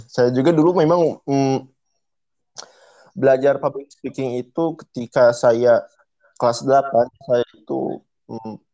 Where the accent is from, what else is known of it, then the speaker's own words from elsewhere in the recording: West Java, Indonesia; nggak lepas dari bahasa Sunda karena kita orang Sunda.